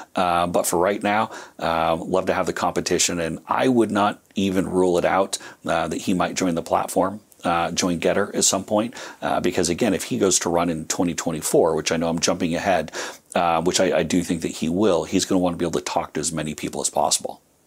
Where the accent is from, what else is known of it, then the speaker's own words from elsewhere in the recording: United States; being American